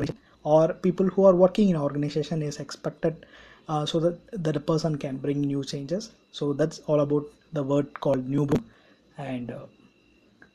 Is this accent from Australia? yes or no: no; India; I'm from India